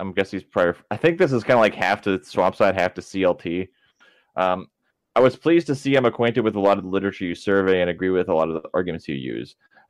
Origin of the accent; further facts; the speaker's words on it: Tampa, Florida, United States; By the way, I'm an IRL friend of Lexi's, and I'm from Tampa, 813 Yay. Represent.